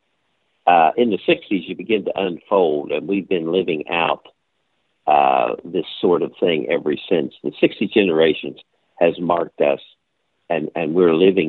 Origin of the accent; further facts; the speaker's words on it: Charleston, West Virginia, United States; I grew up in Charleston, West Virginia